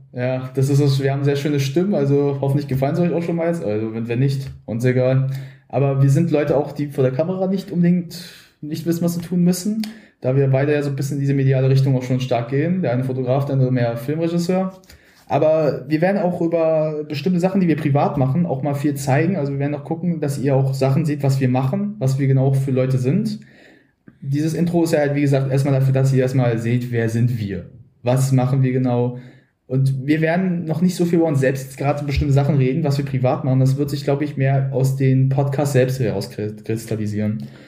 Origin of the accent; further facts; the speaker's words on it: Berlin, Germany; also born or lived in Brandenburg; Also wir sind beide Berliner von äh, gut, ich nicht von Anfang an. Ich habe vorher war in Brandenburg auf einer Grundschule, aber ich habe eigentlich in Berlin immer schon gelebt